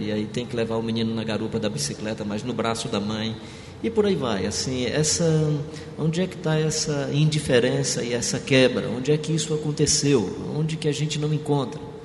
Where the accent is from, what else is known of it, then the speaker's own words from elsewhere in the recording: Brazil; sou brasileiro